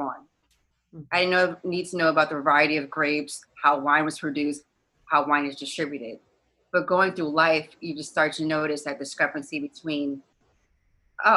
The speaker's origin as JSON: {"language": "English", "town": "New York City", "region": "New York", "country": "United States", "tie": "born or raised there", "said": "I grew up in the Bronx. My parents are from Belize"}